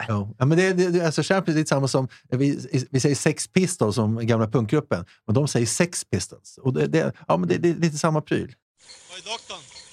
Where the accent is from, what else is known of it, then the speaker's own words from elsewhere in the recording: Sweden; vi är ju svenskar ändå